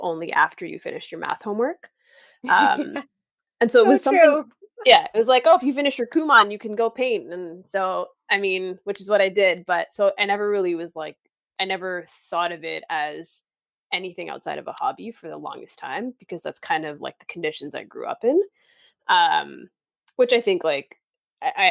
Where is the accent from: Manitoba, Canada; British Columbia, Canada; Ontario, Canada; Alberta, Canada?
Ontario, Canada; Markham; also born or lived in Thorncliffe Park, East York, Toronto; now in Toronto, Canada; So I grew up in Thorncliffe, which is in East York. And from there we moved to Markham